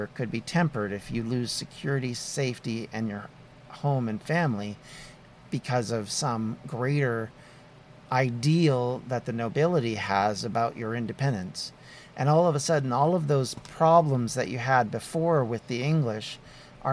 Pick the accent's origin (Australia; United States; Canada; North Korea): Canada; as a Canadian